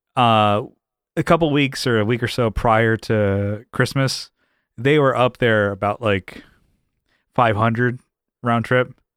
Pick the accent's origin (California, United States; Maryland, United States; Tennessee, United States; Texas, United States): California, United States; San Diego; I'm from San Diego, born and raised